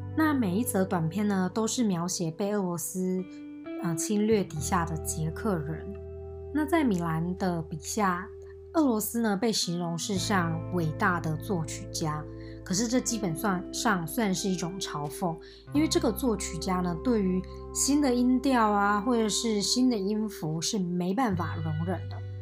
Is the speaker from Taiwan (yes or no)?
yes; Taiwan; 身为台湾人看又会更有感